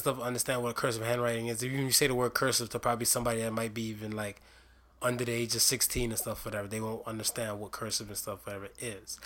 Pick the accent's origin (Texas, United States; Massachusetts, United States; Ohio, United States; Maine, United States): Ohio, United States; state of Ohio. One of my home state